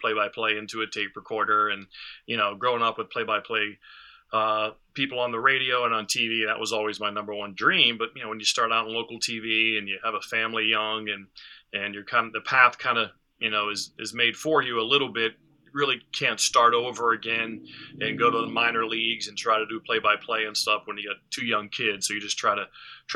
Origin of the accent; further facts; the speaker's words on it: Western Pennsylvania, United States; growing up as a kid, growing up in Western Pennsylvania